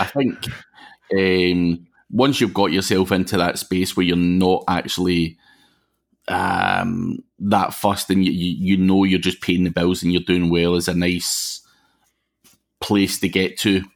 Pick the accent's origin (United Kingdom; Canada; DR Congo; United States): United Kingdom; Glasgow, Scotland; accent: Glaswegian; I'm actually from Glasgow